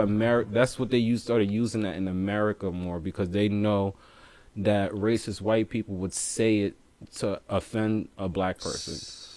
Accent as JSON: {"language": "English", "town": "New York City", "region": "New York", "country": "United States", "tie": "born or raised there", "said": "growing up in Brooklyn"}